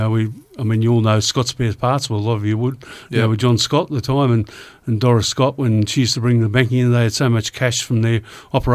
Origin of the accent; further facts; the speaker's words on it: Blaxland, New South Wales, Australia; also born or lived in Annandale, New South Wales / Ipswich, Queensland / Emu Plains, New South Wales; I was born in Annandale, but, you know, I don't remember that. No, moved to Blaxland when I was 2 years old with my parents and virtually stayed there until I got married and moved to Emu Plains